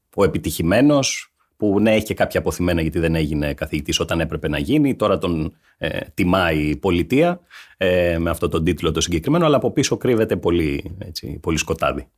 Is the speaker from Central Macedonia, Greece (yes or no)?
no; Laconia, Peloponnese, Greece; also born or lived in Vamvakou; είμαι από τη Λακωνία